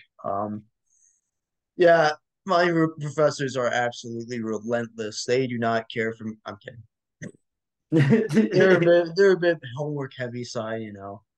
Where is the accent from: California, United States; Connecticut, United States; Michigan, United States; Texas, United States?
Michigan, United States; Ann Arbor; moved away as an adult; now in Tallahassee, United States; I'm originally from Ann Arbor, Michigan